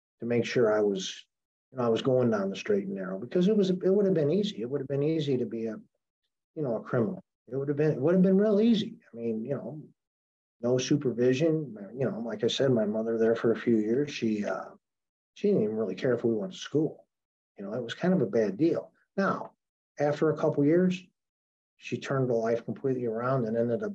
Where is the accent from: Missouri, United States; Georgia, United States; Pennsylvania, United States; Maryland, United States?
Missouri, United States; St. Louis; moved away as an adult; now in New Orleans, United States; I was born in St. Louis. And lived there till 10 years ago and moved to New Orleans 10 years ago